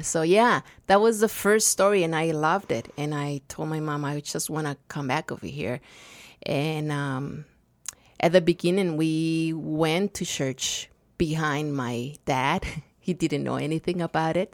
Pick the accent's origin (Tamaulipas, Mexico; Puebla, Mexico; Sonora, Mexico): Sonora, Mexico; Nogales; English is a second language; moved away as an adult; also born or lived in Rio Rico, Arizona; now in Tucson, United States; I've born in Nogales, Sonora uh, 54 years ago